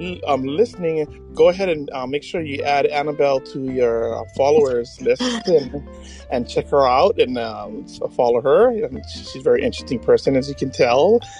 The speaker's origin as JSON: {"language": "English", "town": "Waimea", "region": "Hawaii", "country": "United States", "also_born_or_lived": "Oahu, Hawaii", "moved": "yes", "lives_now": "Nanakuli, Oahu, United States", "said": "And I'm from Waimea, which is about 350 miles away from this island."}